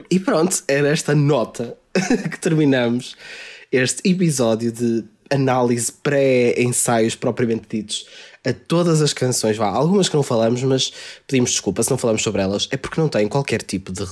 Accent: Cyprus; Eu e o Malheiro nascemos, nascidos e criados no, no Chipre.

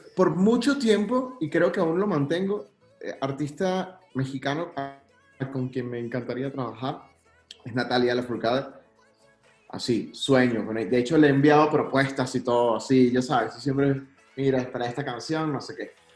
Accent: Venezuela; yo soy venezolano y soy súper orgulloso de mi país

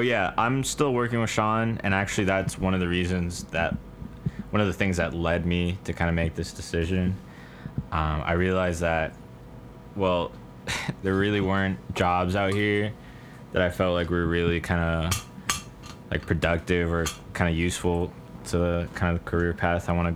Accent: Caribbean coast of Colombia, Colombia; I'm from the Caribbean coast of Colombia

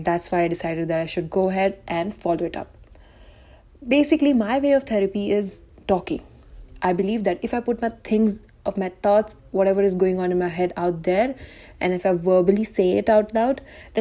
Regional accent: India; I'm an Indian girl

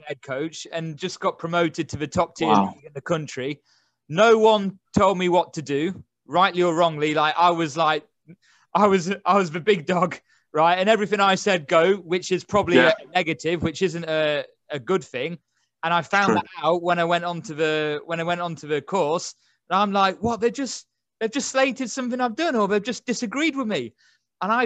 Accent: England, United Kingdom; I'm from England to start with.

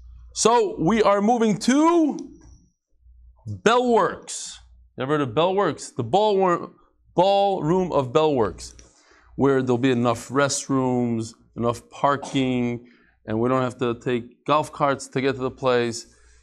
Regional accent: Baltimore, Maryland, United States; I'm from Baltimore.

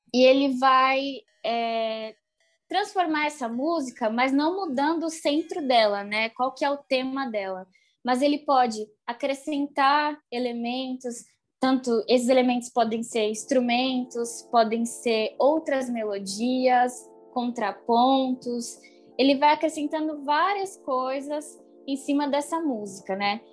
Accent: São Bernardo do Campo, São Paulo, Brazil; sou de São Bernardo do Campo.

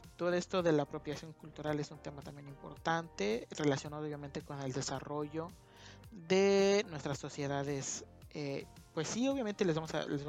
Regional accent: Mexico; como mexicanos nos sentimos muy, muy pero muy orgullosos

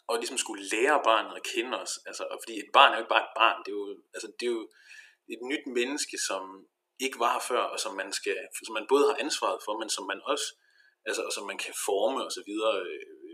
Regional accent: Denmark; now in Viborg, Denmark; halvanden time eller sådan noget med tog fra, fra Viborg til Hure, hvor jeg er fra.

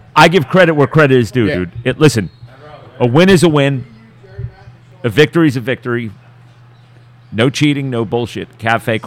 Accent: Delco, Pennsylvania, United States; I'm from Delco, not Philadelphia

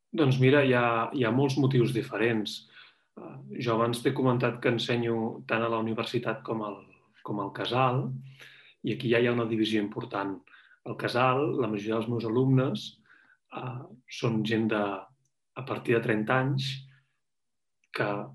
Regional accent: Barcelona, Catalonia, Spain; moved away as an adult; now in Zurich, Switzerland; jo sóc de Barcelona ciutat, he crescut al centre de la ciutat, he viscut tota la vida al centre de la ciutat

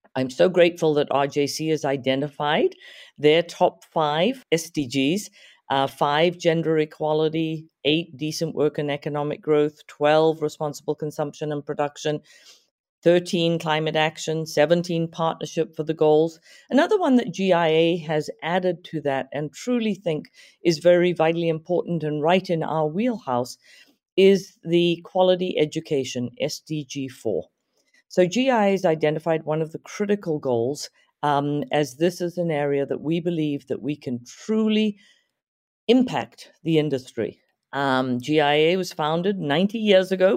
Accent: Zimbabwe; moved away as an adult; also born or lived in Santa Monica, California / Omaha, Nebraska; now in United States; back in my home country of Zimbabwe

